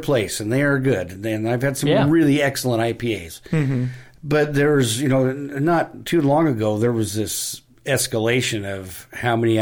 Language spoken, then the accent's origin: English; Pierce, Idaho, United States; moved away as an adult; also born or lived in Seattle, Washington / Enumclaw, Washington; Growing up in Pierce, Idaho